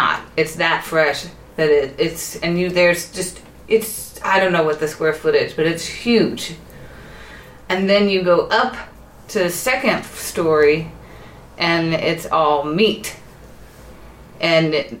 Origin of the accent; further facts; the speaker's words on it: United States; now in Santa Barbara, United States; Being American